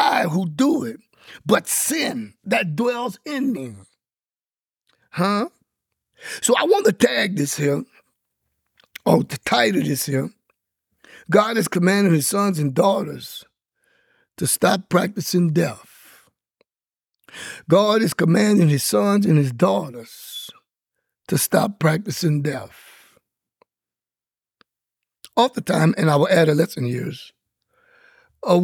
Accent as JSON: {"language": "English", "region": "Louisiana", "country": "United States", "tie": "born or raised there", "said": "I grew up in Louisiana from out of a Baptist community church"}